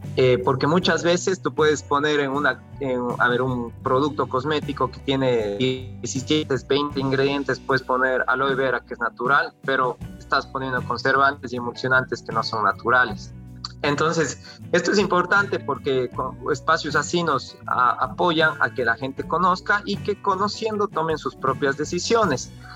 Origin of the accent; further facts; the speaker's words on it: Cuenca, Azuay, Ecuador; moved away as an adult; also born or lived in South Korea; yo soy cuencano